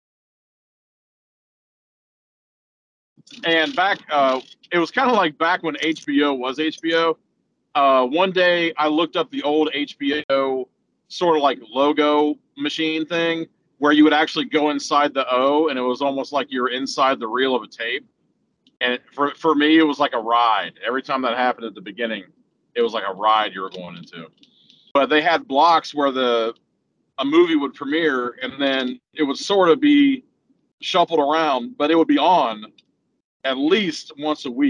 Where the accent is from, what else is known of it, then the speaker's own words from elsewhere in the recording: Aurora, Indiana, United States; the guys from Home Video World on Second Street in Aurora, Indiana, my hometown